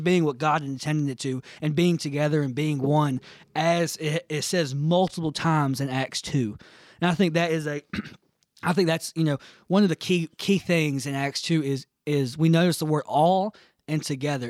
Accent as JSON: {"language": "English", "country": "United States", "said": "me as an American Christian"}